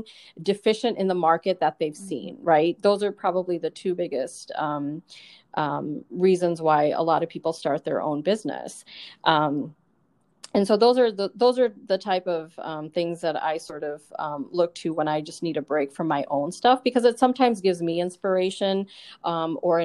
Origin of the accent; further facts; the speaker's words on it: United States; I grew up in the States here.